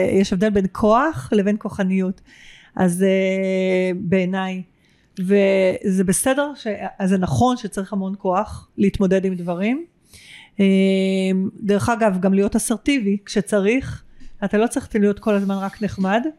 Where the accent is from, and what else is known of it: Israel